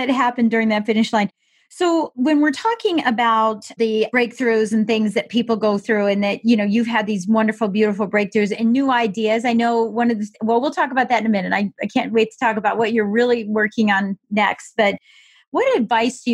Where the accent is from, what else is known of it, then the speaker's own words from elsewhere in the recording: Colorado Springs, Colorado, United States; being born and raised in Colorado Springs, Colorado